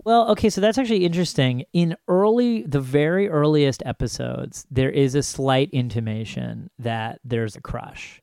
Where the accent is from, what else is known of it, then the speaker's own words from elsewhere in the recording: Ithaca, New York, United States; I grew up in Ithaca, New York, which is about four and a half hours north of New York City.